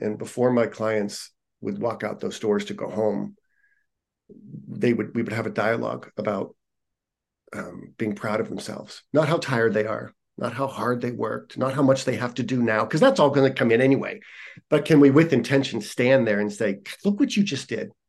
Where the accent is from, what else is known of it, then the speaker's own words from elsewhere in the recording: Youngstown, Ohio, United States; moved away as an adult; also born or lived in Columbus, Ohio; now in California, United States; Youngstown, near Cleveland.